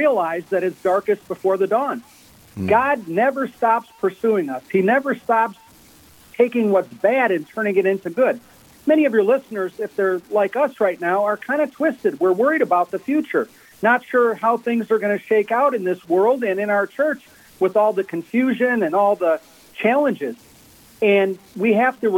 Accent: Midwest, United States; moved away; I'm from the Midwest originally

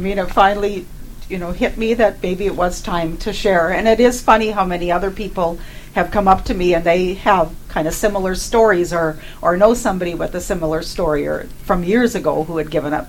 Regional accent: Park River, North Dakota, United States; also born or lived in Fargo; I was born and raised in Park River, still live there now with my husband of many years. the only time I was away from home was the little bit of time that I spent in Fargo

